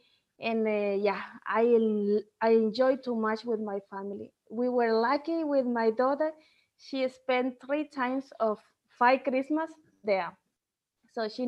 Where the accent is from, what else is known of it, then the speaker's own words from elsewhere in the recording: Bolivia; English is a second language; moved away as an adult; now in Denmark; I'm coming from Bolivia. For those who doesn't know where is Bolivia located, it's in the heart of South America.